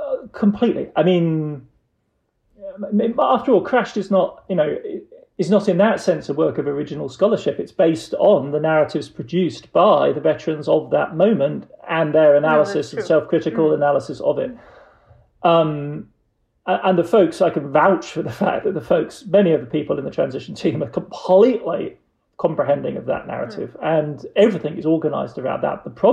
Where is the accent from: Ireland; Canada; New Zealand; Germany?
Germany; now in United States; growing up in the Federal Republic of Germany